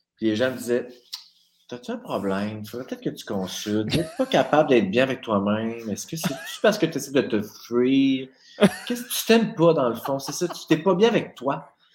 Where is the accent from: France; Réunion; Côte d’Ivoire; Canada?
Canada; Saint-Jérôme, Quebec; also born or lived in Abitibi, Quebec; de 8 à 18, on a déménagé à Laurentides